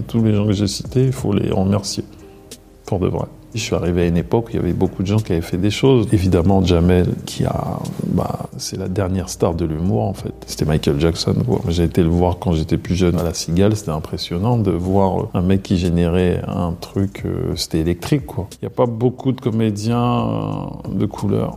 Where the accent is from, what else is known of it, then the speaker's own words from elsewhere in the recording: Maisons-Alfort, Île-de-France, France; also born or lived in Cameroon (parents' origin); Je viens de Maison Alfort.